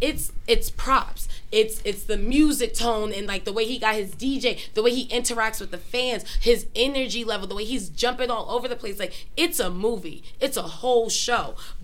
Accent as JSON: {"language": "English", "town": "New York City", "region": "New York", "country": "United States", "tie": "born or raised there", "said": "I'm from Brooklyn, born and raised."}